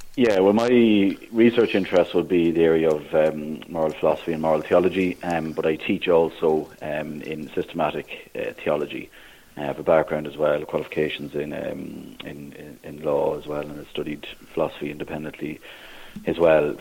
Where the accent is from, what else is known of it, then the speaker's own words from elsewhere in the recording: Navan, County Meath, Ireland; moved away as an adult; also born or lived in Maynooth, Kildare / Dublin / Clare; now in Thurles, Ireland; I'm originally from Navan, uh, County Meath. So I grew up there